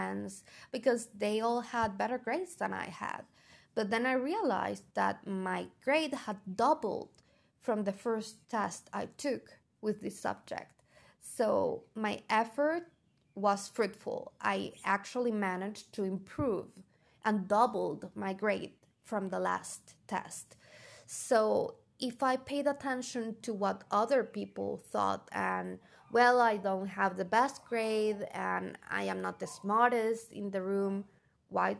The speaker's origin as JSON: {"language": "English", "country": "Venezuela", "first_language": "Spanish", "second_language": "English", "said": "I love being Venezuelan. My country is gorgeous and I love my culture"}